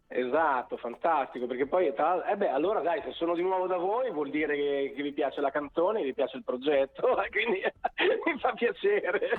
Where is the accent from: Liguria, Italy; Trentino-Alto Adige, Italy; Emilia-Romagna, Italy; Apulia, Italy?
Emilia-Romagna, Italy; Bologna; io sono di Bologna ma Roma è la mia seconda casa